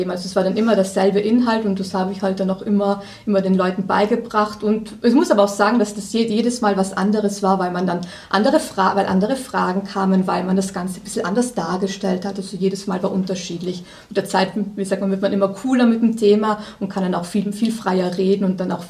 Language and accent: German; Trentino-Alto Adige, Italy; also born or lived in Austria; now in Munich, Germany; Ich komme aus Südtirol, bin dann über Österreich irgendwann nach München gekommen, wohne hier jetzt seit zehn Jahren